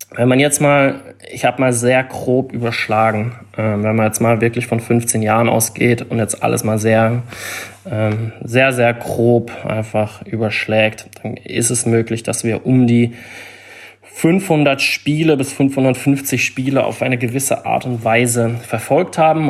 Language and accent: German; Freiburg, Baden-Württemberg, Germany; also born or lived in London / Palma; ich bin in Freiburg geboren, habe hier 18 Jahre beziehungsweise 19 Jahre gelebt.